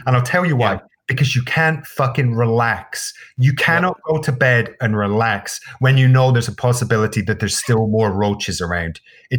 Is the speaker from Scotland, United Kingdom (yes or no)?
yes; Scotland, United Kingdom; Why would I not know what a mosquito is? He's like, well, you're from Scotland.